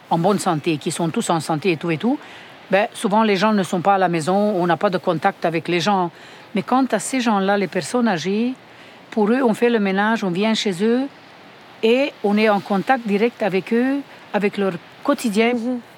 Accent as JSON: {"language": "French", "country": "Romania", "moved": "yes", "lives_now": "Montreal, Canada", "said": "Et je viens de la Roumanie et puis ça fait comme 30 ans qu'on est ici avec mon mari et ma famille. Et puis euh, c'est ça, on a quitté la Roumanie pendant le communisme"}